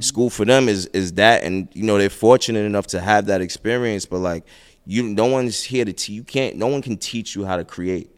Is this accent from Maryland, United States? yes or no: no; New York City, New York, United States; I'm from Brooklyn